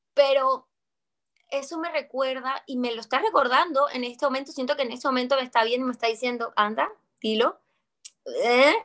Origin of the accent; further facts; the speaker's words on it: Colombia; soy actriz colombiana